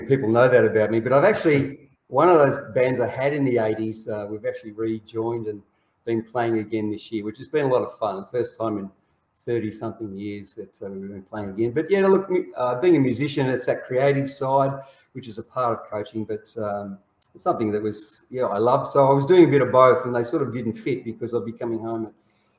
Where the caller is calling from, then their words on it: Melbourne, Victoria, Australia; I'm in Melbourne, which has been quite wet at the moment.